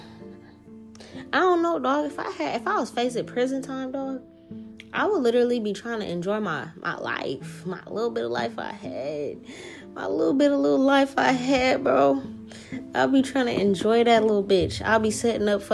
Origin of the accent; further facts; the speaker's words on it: New Orleans, Louisiana, United States; moved away; I'm from New Orleans